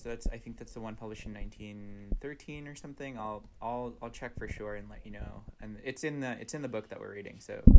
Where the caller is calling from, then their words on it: Brooklyn, New York, United States; Oh, so I'm talking to you from Bushwick in Brooklyn, New York.